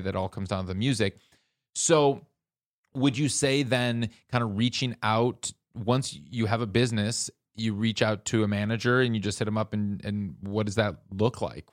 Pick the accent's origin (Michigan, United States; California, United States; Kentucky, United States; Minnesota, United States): Minnesota, United States; Minneapolis; I'm from the Midwest